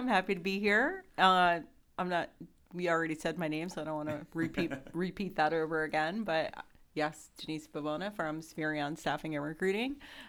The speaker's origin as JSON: {"language": "English", "region": "New Jersey", "country": "United States", "tie": "born or raised there", "said": "So I grew up in New Jersey, but I worked in New York for about 25 years."}